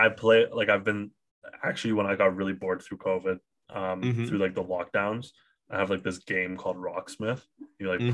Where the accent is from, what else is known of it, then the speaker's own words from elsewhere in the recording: Ottawa, Ontario, Canada; now in Toronto, Canada; I'm from Ottawa